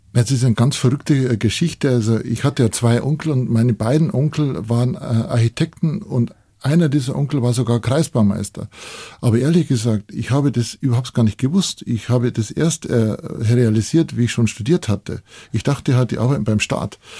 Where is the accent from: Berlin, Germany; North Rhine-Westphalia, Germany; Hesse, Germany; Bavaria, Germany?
Bavaria, Germany; Bavarian Forest, Germany; ich bin ja da aufgewachsen bei dem Haus